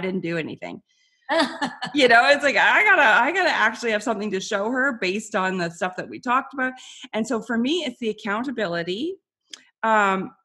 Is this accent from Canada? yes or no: yes; Canada; people tease me for being Canadian